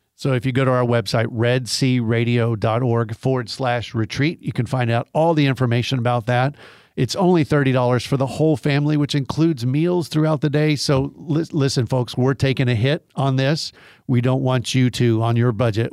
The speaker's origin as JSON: {"language": "English", "town": "Garland", "region": "Texas", "country": "United States", "tie": "born or raised there", "said": "I grew up in Garland, Texas, which is just outside of Dallas, Tornado Alley."}